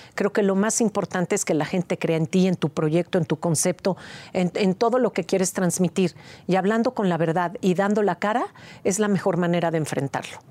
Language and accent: Spanish; Mexico; este orgullo que tenemos como mexicanos por tener nuestra cultura ancestral viva hoy en día